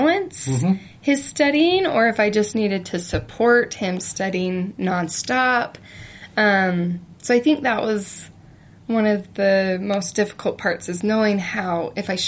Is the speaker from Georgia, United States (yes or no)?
no; Idaho Falls, Idaho, United States; moved away as an adult; now in Utah, United States; I'm from Idaho